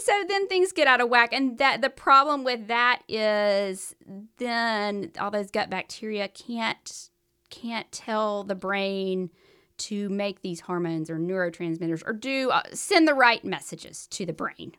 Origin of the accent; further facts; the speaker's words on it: the South, United States; accent: southern; my southern accent